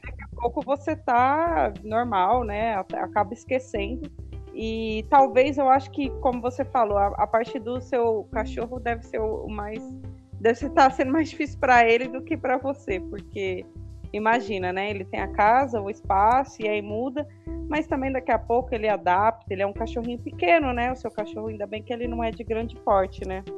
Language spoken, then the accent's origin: Portuguese; Diadema, São Paulo, Brazil; moved away; eu passei a minha adolescência é, aí em São Paulo, né? E eu acho que isso é mais forte. Eu, digo porque eu morei em São Paulo e morei no interior e na minha adolescência. E eu morava em Diadema